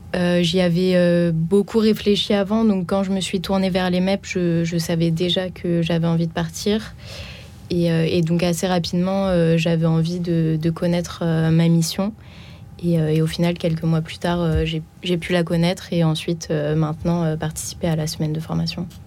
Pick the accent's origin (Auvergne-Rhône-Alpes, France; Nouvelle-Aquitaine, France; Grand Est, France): Grand Est, France; Reims; moved away as an adult; now in Paris, France; je suis originaire de Reims